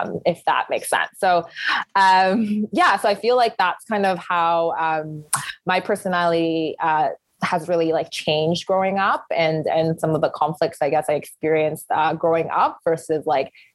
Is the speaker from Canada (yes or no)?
yes; Canada; growing up in kind of Canadian society, I've definitely become a lot more kind of punctual and schedule driven